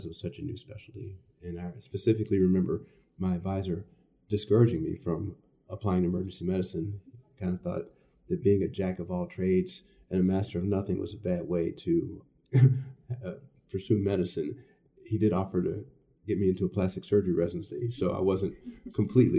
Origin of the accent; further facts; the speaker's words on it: Chicago, Illinois, United States; also born or lived in Stanford / St. Louis; I was born in Chicago and grew up here.